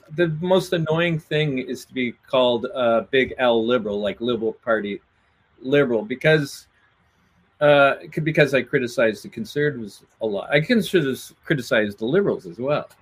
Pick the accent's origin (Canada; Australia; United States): Canada; Atlantic Canada; I'm from Atlantic Canada